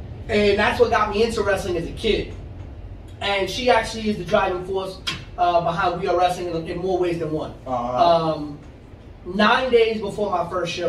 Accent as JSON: {"language": "English", "town": "New York City", "region": "New York", "country": "United States", "tie": "born or raised there", "also_born_or_lived": "Astoria, Queens / North Bronx", "said": "I grew up on Manhattan Avenue from the age of 2 years old. I've lived in the South Bronx my whole life outside of when I went to college and recently when I moved to the North Bronx by Pelham Bay."}